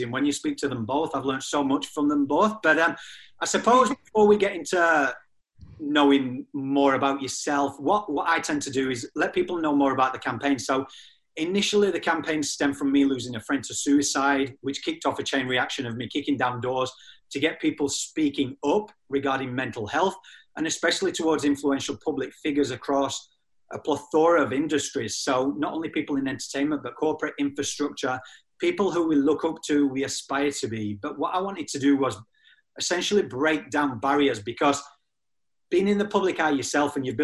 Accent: England, United Kingdom; moved away; also born or lived in Australia

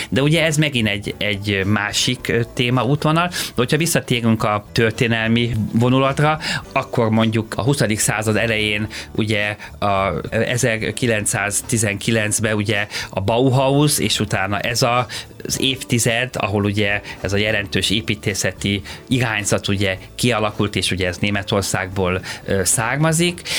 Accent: Hungary; képviselhetem magyarként, ö, Magyarországon. Ennek ugye nagyon sok előnye van, hogy én, én hazai, ö, ember vagyok

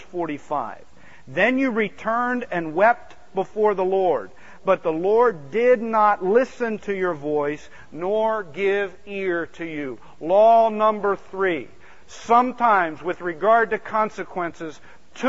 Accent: outside of Philadelphia, Pennsylvania, United States; I grew up outside of Philadelphia

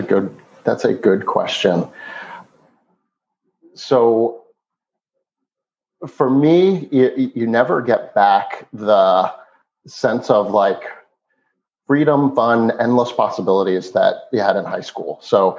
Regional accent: East Meadow, New York, United States; So I grew up on Long Island, a town called East Meadow, suburban New York, not too different than the town we live in outside of Philadelphia today.

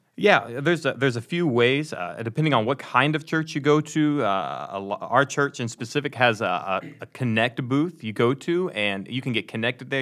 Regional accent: Ladonia, Texas, United States; I'm from Dallas, but I'm from way outside of Dallas

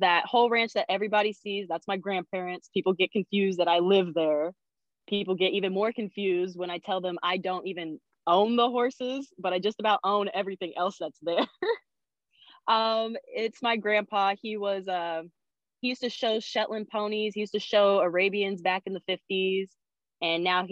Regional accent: Stanislaus County, California, United States; I'm from Stanislaus County, California

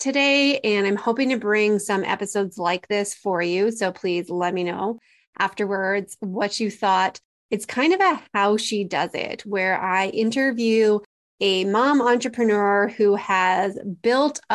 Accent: Calgary, Alberta, Canada; my hometown in Calgary

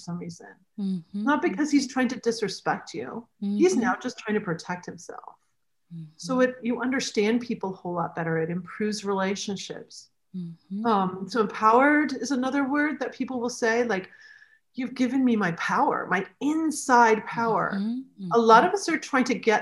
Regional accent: New Hampshire, United States; now in Michigan, United States; I grew up in New Hampshire in the States, and now I'm in Michigan

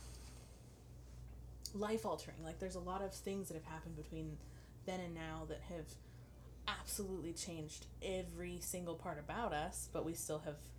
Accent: California, United States; moved away as an adult; I moved up here, I'm from California, and I moved up here

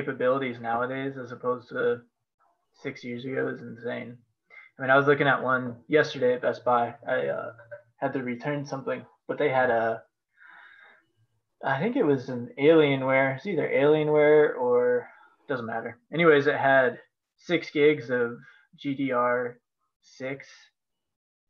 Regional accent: Colorado, United States; I grew up in Colorado

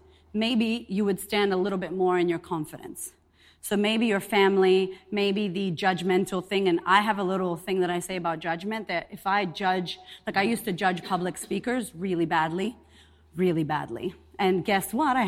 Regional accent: Boston, Massachusetts, United States; moved away as an adult; also born or lived in Puerto Rico; now in Australia; I'm Puerto Rican. I'm from Boston originally, and I've been in Australia 9 years

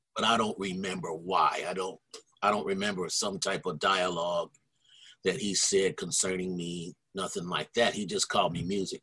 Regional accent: Ohio, United States; moved away as an adult; also born or lived in Berkeley, California; I'm from Ohio

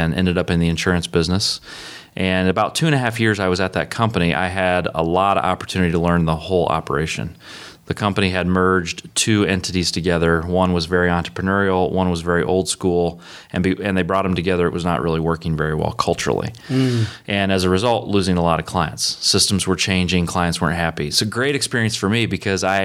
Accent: Indiana, United States; now in Indianapolis, United States; I grew up on a farm in Indiana

